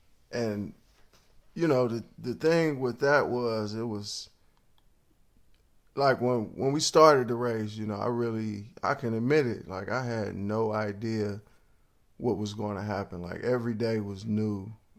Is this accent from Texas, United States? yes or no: no; Cleveland, Ohio, United States; first off, I'm from Cleveland, so I know when somebody's trying to finesse you, and I know when somebody's not being real.